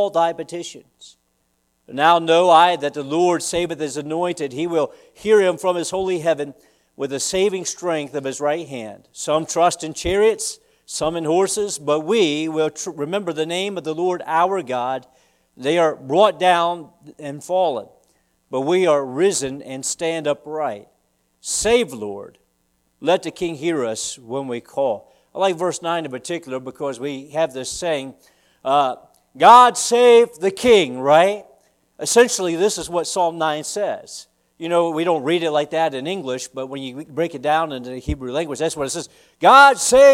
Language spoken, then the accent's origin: English; the South, United States; now in Easton, United States; I'm a Southerner